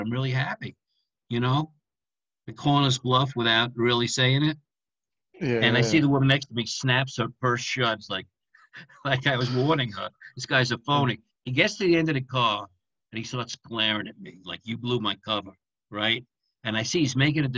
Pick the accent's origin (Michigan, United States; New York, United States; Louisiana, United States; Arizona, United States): New York, United States; New York City; moved away as an adult; also born or lived in Manhattan; I'm from Brooklyn